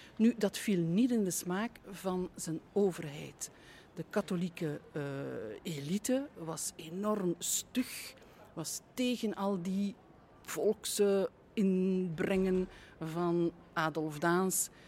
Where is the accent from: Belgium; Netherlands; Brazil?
Belgium; Aalst, Flanders; ik ben in de streek rond Aalst geboren. Eigenlijk ben ik in het hospitaal Aalst geboren. Maar dat is op amper drie, vier kilometer van mijn geboortedorp.